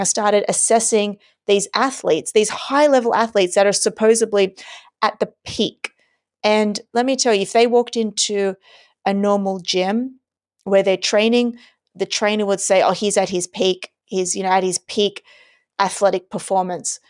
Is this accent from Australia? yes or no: yes; Australia; I was born and raised in Australia